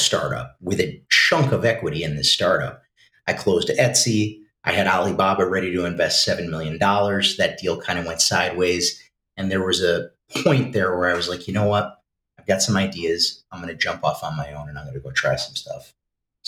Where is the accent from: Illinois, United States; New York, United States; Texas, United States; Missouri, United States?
New York, United States; near Saratoga Springs, upstate; local, born and raised here. Lived in the city for a little while